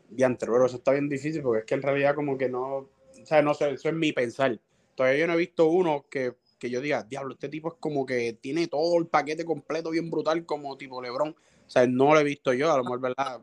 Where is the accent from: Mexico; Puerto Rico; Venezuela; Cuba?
Puerto Rico; Cataño; now in Guaynabo, Puerto Rico; mis negocios son en Cataño también, yo vivo cerca, vivo en Guaynabo, pero vivo ahí cerca en Cataño también, ese es mi pueblo.